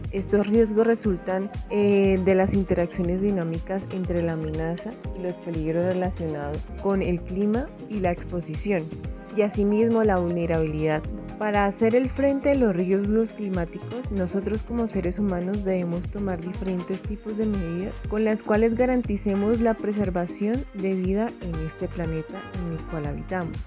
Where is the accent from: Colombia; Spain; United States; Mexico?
Colombia; en mi país, Colombia